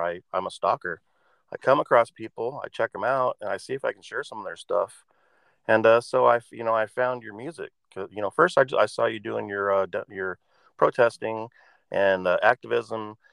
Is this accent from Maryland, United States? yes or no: no; Oregon, United States; I grew up here in Oregon